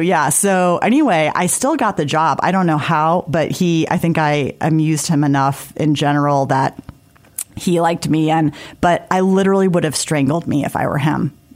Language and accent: English; South Bend, Indiana, United States; also born or lived in Washington, D.C.; now in Indianapolis, United States; I grew up in South Bend, like everybody's good in football